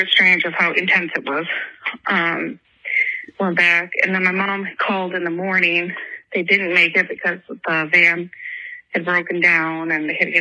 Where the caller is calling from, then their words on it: Greece, New York, United States; I'm calling from Greece, New York.